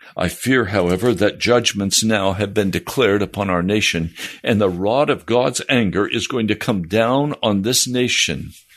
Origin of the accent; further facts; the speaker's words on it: United States; Most of us growing up in the American church also grew up in the American culture